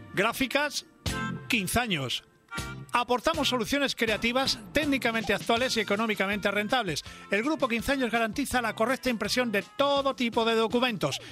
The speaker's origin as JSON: {"language": "Spanish", "region": "Cantabria", "country": "Spain", "said": "mi tierra"}